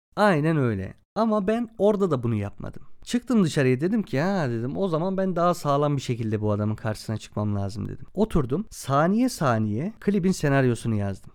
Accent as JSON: {"language": "Turkish", "region": "Çorum Province", "country": "Turkey", "tie": "born or raised there", "also_born_or_lived": "Adana", "said": "16 Şubat 1995'te Çorum'da doğdum"}